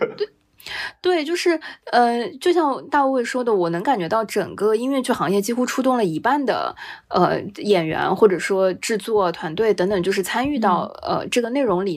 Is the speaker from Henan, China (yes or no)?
no; Shanghai, China; 作为一个上海人